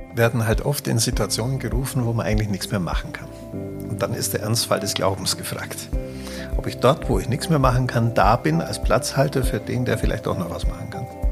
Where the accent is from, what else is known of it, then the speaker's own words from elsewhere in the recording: Augsburg, Bavaria, Germany; ich bin gebürtiger Augsburger